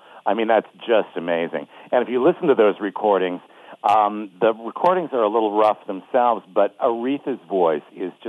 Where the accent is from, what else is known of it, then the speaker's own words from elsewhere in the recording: Bloomfield Hills, Michigan, United States; also born or lived in Pontiac, Michigan; I'm from the suburbs of Detroit. I was born in Pontiac and grew up in Bloomfield Hills.